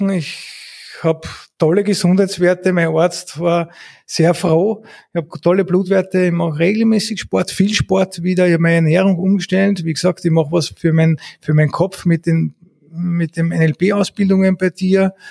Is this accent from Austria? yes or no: yes; Eastern Austria, Austria; Ich komme aus dem Osten